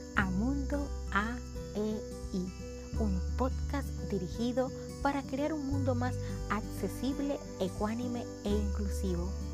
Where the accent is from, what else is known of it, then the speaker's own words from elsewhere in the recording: Panama; now in Puerto Rico; soy de Panamá y vivo en Puerto Rico.